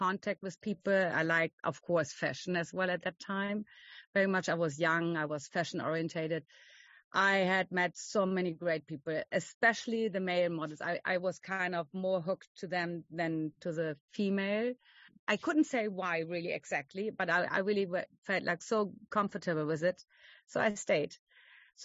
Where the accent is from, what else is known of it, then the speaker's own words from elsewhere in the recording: Germany; I'm from Germany